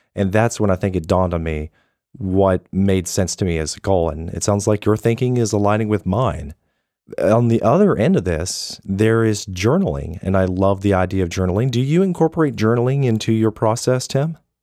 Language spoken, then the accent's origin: English; United States; I'm an American